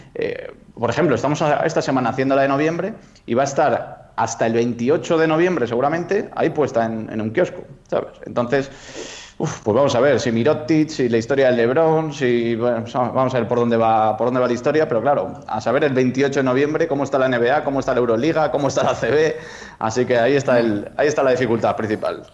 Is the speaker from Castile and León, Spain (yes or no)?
yes; Soria, Castile and León, Spain; yo que soy de Soria